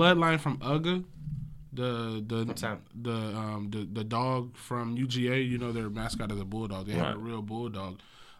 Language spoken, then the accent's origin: English; the South, United States; you know, I remember growing up in the South, even like my family, they would, from a litter, they would keep a brother and a sister to breed.